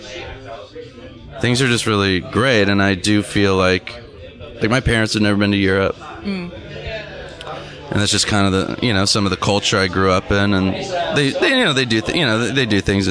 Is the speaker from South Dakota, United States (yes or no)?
no; Orange County, Southern California, United States; also born or lived in Los Angeles; I grew up in Southern California